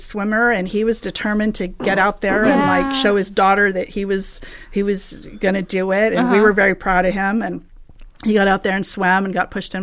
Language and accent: English; Southern California, United States; I grew up here in SoCal